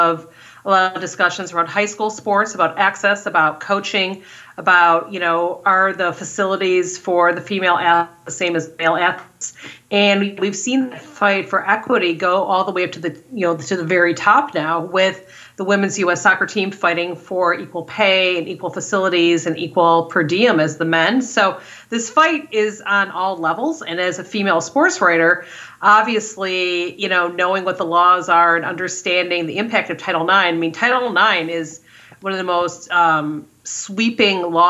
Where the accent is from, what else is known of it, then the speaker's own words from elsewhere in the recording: Detroit, Michigan, United States; Growing up in Detroit